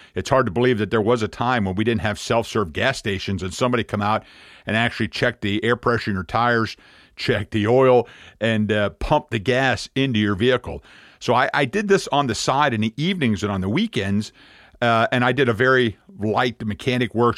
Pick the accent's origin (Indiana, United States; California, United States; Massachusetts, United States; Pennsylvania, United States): Pennsylvania, United States; moved away as an adult; we're from Pennsylvania